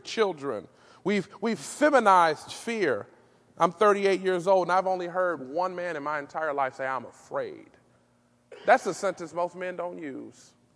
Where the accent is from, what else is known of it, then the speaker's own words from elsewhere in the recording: Detroit, Michigan, United States; Growing up in Detroit on the Northwest side